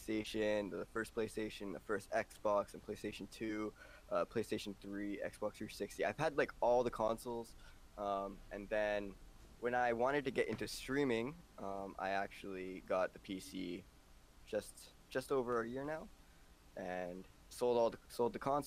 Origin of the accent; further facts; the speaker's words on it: Toronto, Ontario, Canada; from Toronto